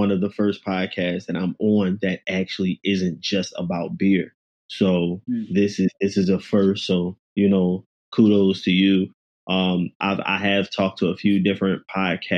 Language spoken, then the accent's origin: English; Philadelphia, Pennsylvania, United States; I'm also from Philadelphia. I'm from West Philly. I graduated from one of the worst high schools in Philly